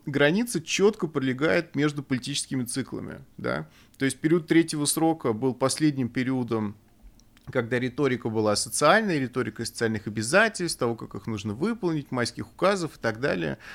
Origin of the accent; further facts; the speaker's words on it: Russia; moved away; у нас на родине